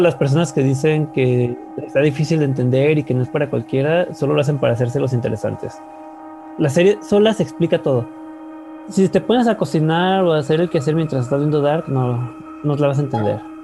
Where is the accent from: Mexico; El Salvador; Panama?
Mexico; el malinchista que llevamos dentro todos los mexicanos